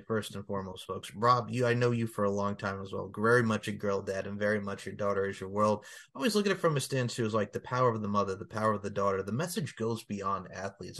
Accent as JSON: {"language": "English", "area": "Long Island", "region": "New York", "country": "United States", "tie": "born or raised there", "said": "growing up on Long Island, we had the New York Wrestling Connection"}